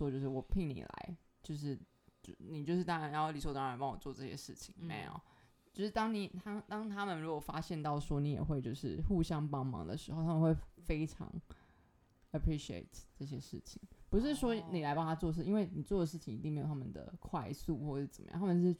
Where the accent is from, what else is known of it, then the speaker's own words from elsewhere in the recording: Tainan, Taiwan; 我是台南人，更正一下。